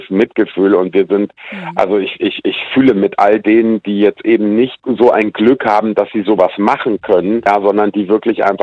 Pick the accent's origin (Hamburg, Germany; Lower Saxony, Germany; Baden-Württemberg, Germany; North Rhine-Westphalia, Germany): Lower Saxony, Germany; Hanover; born there; Naja, ich bin gebürtiger Hannoveraner und hier in Niedersachsen ist das ein Traditionsessen